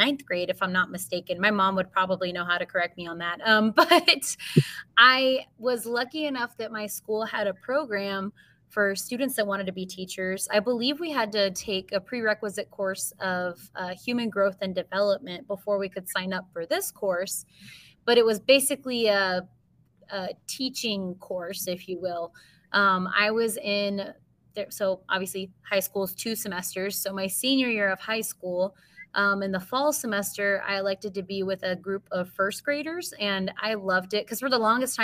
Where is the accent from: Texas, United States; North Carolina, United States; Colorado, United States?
Texas, United States; New Braunfels; also born or lived in Missouri; I am originally from New Braunfels, Texas, born and raised there, K through 12